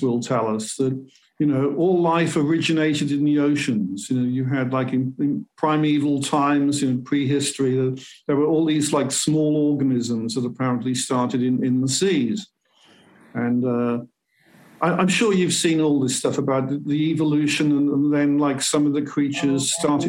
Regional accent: Cardiff, Wales, United Kingdom; moved away; I come originally from Wales, as I said, mm-hmm. and in the near Cardiff City, yeah, which is the capital of Wales

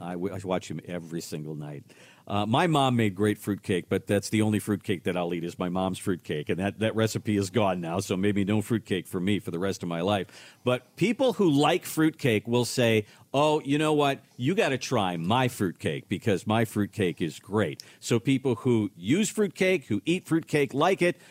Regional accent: Minnesota, United States; moved away; I'm originally from Minnesota

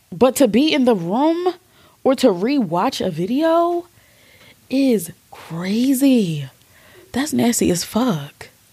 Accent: Philadelphia, Pennsylvania, United States; We're from Philly

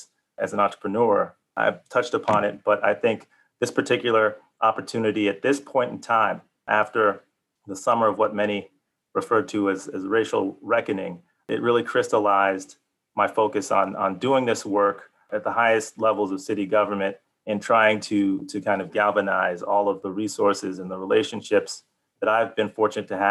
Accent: Chicago, Illinois, United States; I was born and raised in Chicago, Illinois

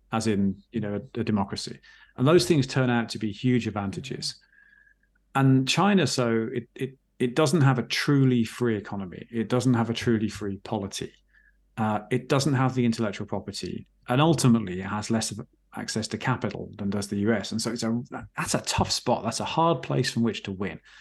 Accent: England, United Kingdom

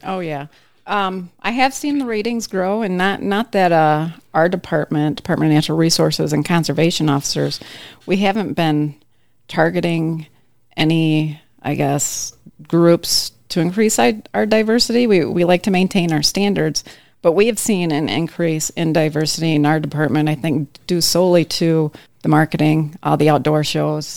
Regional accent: Traverse City, Michigan, United States; I grew up in Traverse City

